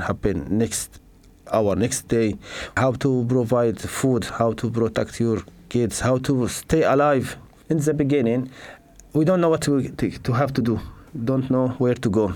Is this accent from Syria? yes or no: yes; Syria; English is a second language; moved away as an adult; also born or lived in Aleppo; now in Manchester, United Kingdom; I'm living in Manchester, here with my family. I come from Syria. I leave Syria 2014.